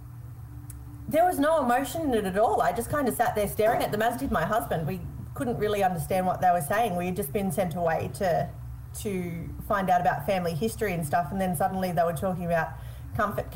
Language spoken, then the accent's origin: English; Melbourne, Victoria, Australia; I'm from Melbourne in Victoria